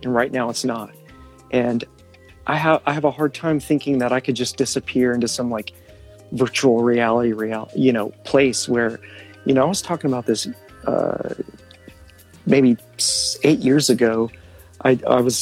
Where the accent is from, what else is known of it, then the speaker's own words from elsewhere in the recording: outside of Austin, Texas, United States; also born or lived in Los Angeles, California; now in Milwaukee, United States; I'm from Texas, outside of Austin